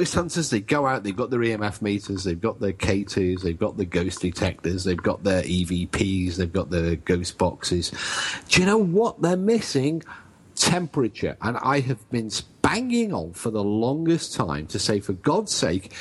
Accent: England, United Kingdom; I'm English.

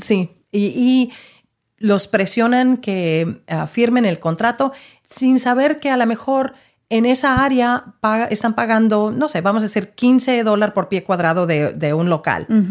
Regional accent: Mexico; now in Dallas, United States; nosotros como, como mexicanos

